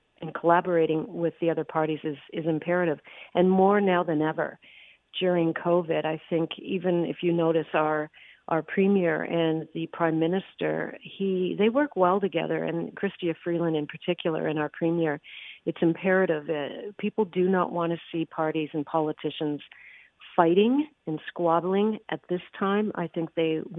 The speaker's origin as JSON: {"language": "English", "town": "Capreol", "region": "Ontario", "country": "Canada", "tie": "born or raised there", "said": "I grew up in Northern Ontario in a little railroad town called Capriol"}